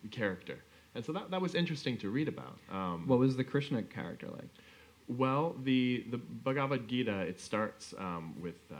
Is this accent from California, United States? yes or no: no; Pocatello, Idaho, United States; we grew up in Pocatello, Idaho, which is um, pretty close to the border of Utah, and it's kind of uh, it's Mormon country.